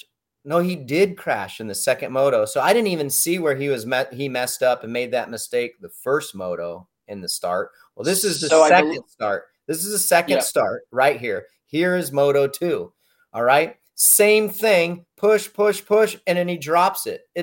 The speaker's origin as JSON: {"language": "English", "country": "United States", "tie": "born or raised there", "said": "born and raised in the States"}